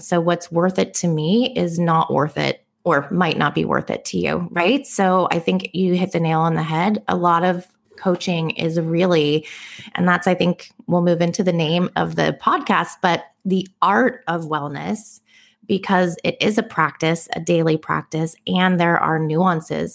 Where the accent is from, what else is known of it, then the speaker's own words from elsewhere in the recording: Bay Area, California, United States; now in Oahu, United States; I'm originally from the Bay Area. I now live in Hawaii